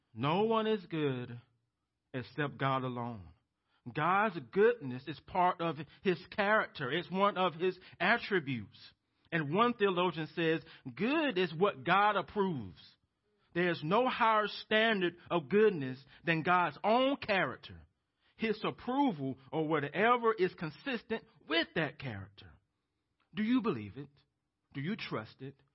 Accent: United States; as American Christians

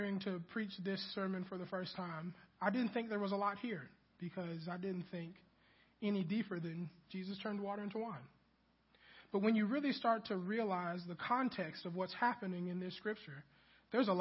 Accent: Kansas City, Missouri, United States; also born or lived in Mobile, Alabama; now in Huntsville, United States; I grew up in Kansas City

